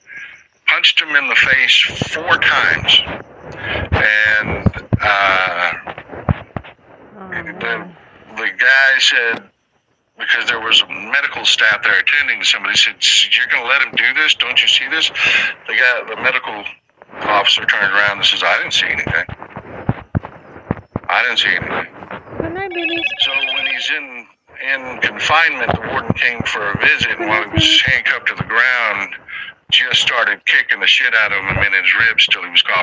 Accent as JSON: {"language": "English", "region": "South Texas", "country": "United States", "tie": "born or raised there", "said": "I grew up in South Texas."}